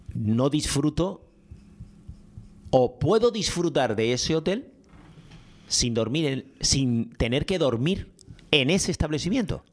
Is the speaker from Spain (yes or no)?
yes; Spain; nosotros en España